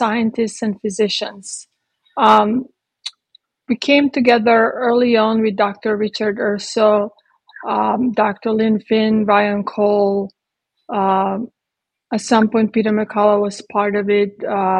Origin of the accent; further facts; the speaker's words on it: Croatia; moved away as an adult; also born or lived in Italy / London; now in Texas, United States; I was born in Croatia when it was Yugoslavia. I lived there until I was 18.